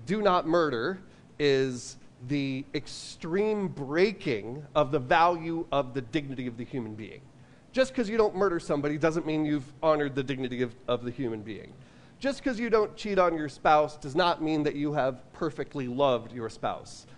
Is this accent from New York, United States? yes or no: yes; New York, United States; I'm from New York